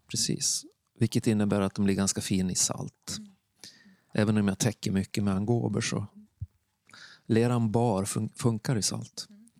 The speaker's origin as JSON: {"language": "Swedish", "town": "Borlänge", "region": "Dalarna County", "country": "Sweden", "also_born_or_lived": "Värmland", "moved": "yes", "said": "Jag kommer från Dalarna, från Stora Tuna. Mm. Eller Borlänge som man säger nu för tiden."}